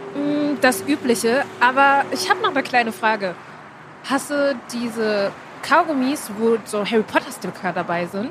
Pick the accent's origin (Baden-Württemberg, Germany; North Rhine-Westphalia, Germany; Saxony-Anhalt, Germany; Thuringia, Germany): North Rhine-Westphalia, Germany; Herne; ich komme aus Herne, Kranger Kirmes